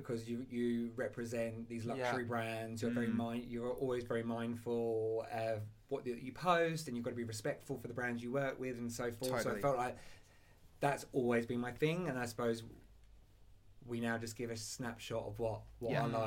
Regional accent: Kent, South East England, United Kingdom; moved away as an adult; also born or lived in London; now in Australia; I'm from Kent, but near Essex.

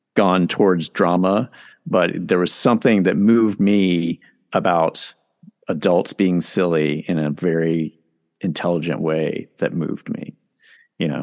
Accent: Charlotte, North Carolina, United States; moved away as an adult; also born or lived in New York City; I grew up in Charlotte, North Carolina.

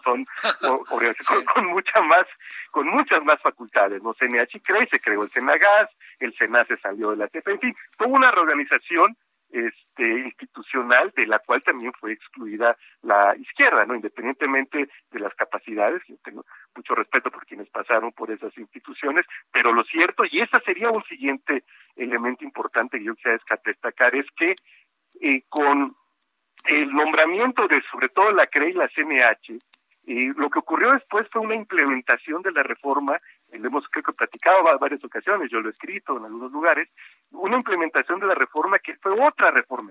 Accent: Coatzacoalcos, Veracruz, Mexico; moved away; allá eh, en mi pueblo

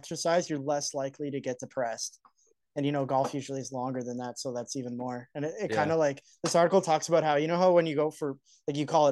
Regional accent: Canada; we're Canadian

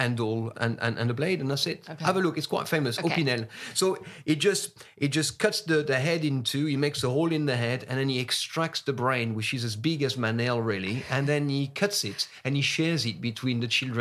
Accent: France; English is a second language; moved away as an adult; now in United Kingdom; I am still a foreigner in the sense that I wasn't born here. This is not my mother tongue

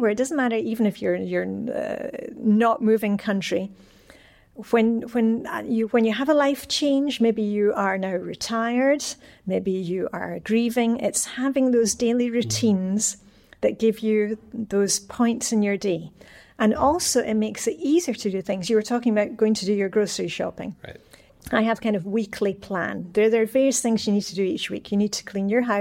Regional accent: Scotland, United Kingdom; now in Denmark; I'm, I'm Scottish, so I'm a canny Scot.

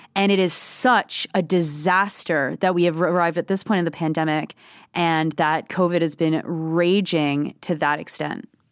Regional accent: Ontario, Canada; now in Quebec City, Canada; I'm from Ontario

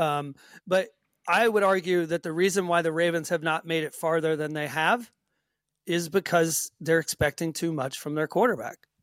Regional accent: Marietta, Georgia, United States; moved away as an adult; now in Sweden; where I was born in Marietta

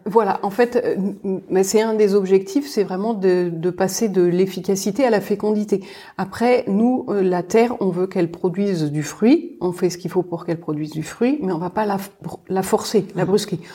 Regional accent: Paris, Île-de-France, France; moved away; On est parisienne

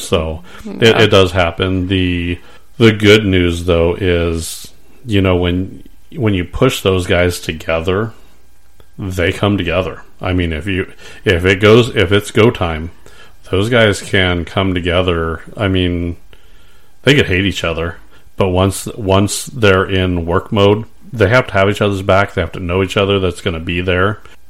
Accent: San Diego, California, United States; I grew up in San Diego.

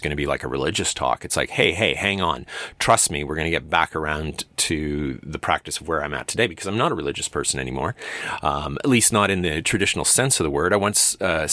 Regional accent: Medicine Hat, Alberta, Canada; my hometown of Medicine Hat

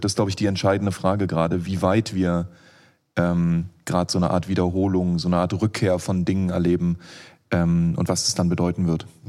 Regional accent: Berlin, Germany; als Berliner

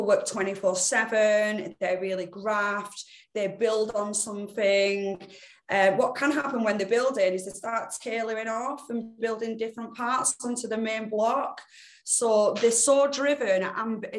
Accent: Bolton, North West England, United Kingdom; Bolton born and bred

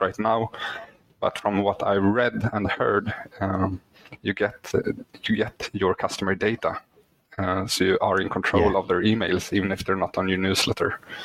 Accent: Sweden; English is a second language; English is not my first language, uh, mm-hmm. since I'm Swedish.

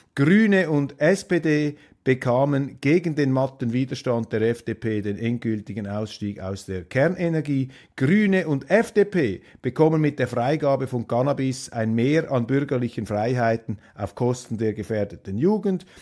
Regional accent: Switzerland; als Schweizer

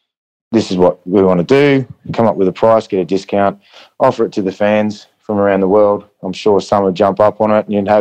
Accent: Goondiwindi, Queensland, Australia; moved away; I grew up in Gundawindi, it's 5 hours west of Brisbane.

